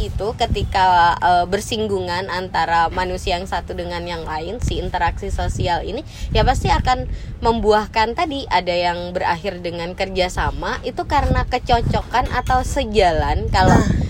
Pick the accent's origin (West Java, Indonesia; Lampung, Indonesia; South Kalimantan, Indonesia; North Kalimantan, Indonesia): North Kalimantan, Indonesia; Nunukan; kayak yang bikin kita salah satunya cocok Nuzul dari Jember, saya dari Nunukan Kalimantan gitu kan.